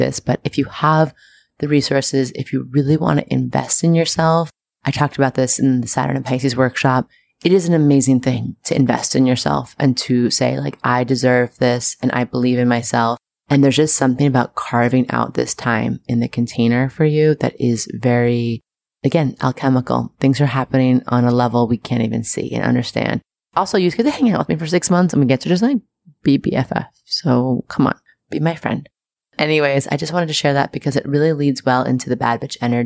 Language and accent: English; New York City, New York, United States; I'm very proud of my hometown right now.